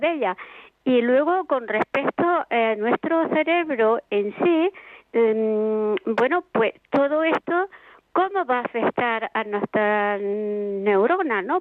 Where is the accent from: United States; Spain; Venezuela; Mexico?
Spain; Andalusia; yo que soy de Andalucía, pues somos muy sociables, muy de calle